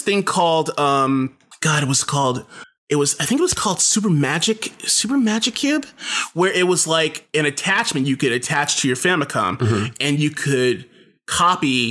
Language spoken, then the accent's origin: English; New York City, New York, United States; moved away; I'm from Brooklyn originally, and I used to go to like CB's and the Continental and all these places in New York